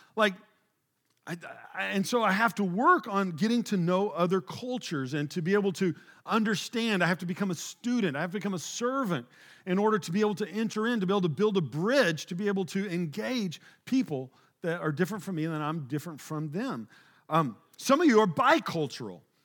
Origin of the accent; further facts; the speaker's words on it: Oklahoma, United States; moved away as an adult; also born or lived in Springfield, Missouri; now in Texas, United States; I grew up in this small rural town, Oklahoma